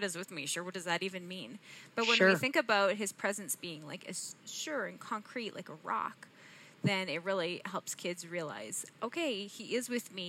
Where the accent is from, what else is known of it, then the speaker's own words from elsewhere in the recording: Edmonton, Alberta, Canada; accent: Canadian; I'm from Edmonton, which is just east of the Rocky Mountains in Canada